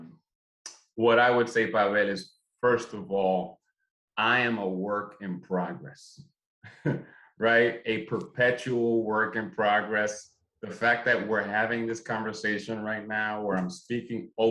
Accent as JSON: {"language": "English", "town": "New York City", "region": "New York", "country": "United States", "tie": "born or raised there", "said": "I'm from Brooklyn, 80s, 90s, Brooklyn, New York. Grew up in the hood."}